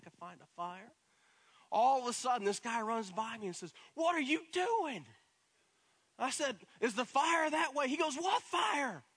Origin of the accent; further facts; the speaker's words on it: Pigeon Forge, Tennessee, United States; moved away as an adult; also born or lived in Dallas, Texas; growing up in Pigeon Forge